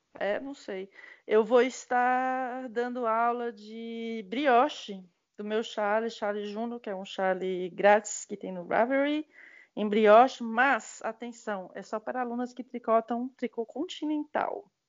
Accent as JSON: {"language": "Portuguese", "country": "Brazil", "moved": "as an adult", "said": "eu sou brasileira, só faz oito anos que eu saí daí"}